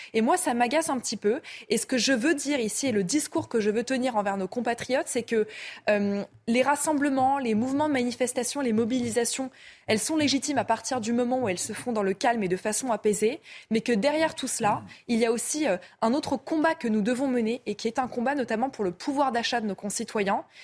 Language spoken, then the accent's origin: French; Seine-Saint-Denis, Île-de-France, France; je viens de Seine-Saint-Denis